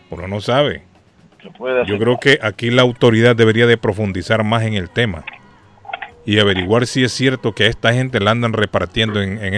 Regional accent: Honduras; moved away; Esto me recuerda en mi país a los chivos

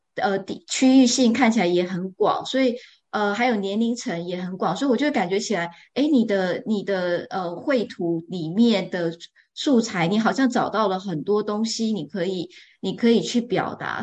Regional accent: Taiwan; now in Edinburgh, United Kingdom; 我现在住在爱丁堡嘛，那我是在台湾长大的，所以，呃，我在台湾的小时候是，也是跟狗，狗一起长大的

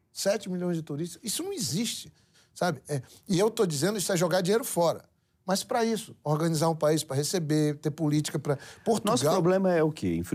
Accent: Amazon, Brazil; Na Amazônia, pior ainda. Né, onde eu, onde eu, eu, eu, de onde eu sou.

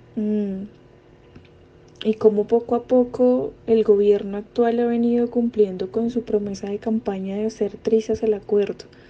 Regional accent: Colombia

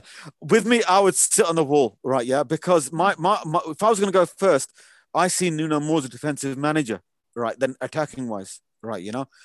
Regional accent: Wolverhampton, West Midlands, United Kingdom; I'm personally from Wolverhampton. I was born and bred in Wolverhampton

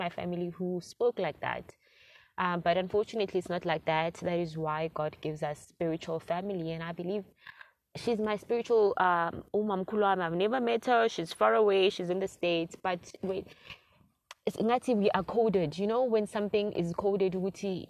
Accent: South Africa; a South African black girl

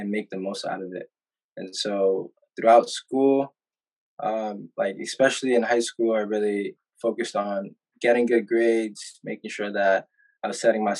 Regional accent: New York City, New York, United States; also born or lived in Atlanta, Georgia; I was born in Atlanta, Georgia. But 2 months after I was born, my family decided to relocate to Harlem, New York, which, you know, I spent a predominant amount of my time just growing up there

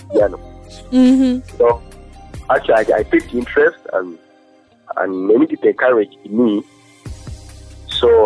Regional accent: Bweyogerere, Central Region, Uganda; I grew up from Boyogerere.

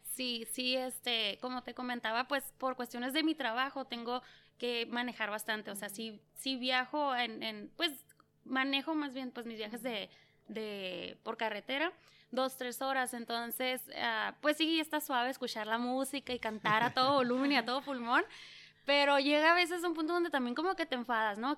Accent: Yuma, Arizona, United States; also born or lived in San Luis Río Colorado, Mexico / San Luis, Arizona; he vivido en lo que es, eh, pues San Luis, México y San Luis, Arizona. Soy nacida en Yuma

